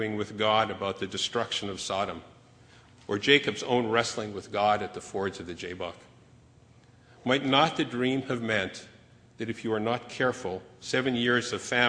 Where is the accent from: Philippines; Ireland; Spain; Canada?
Canada; moved away as an adult; now in United States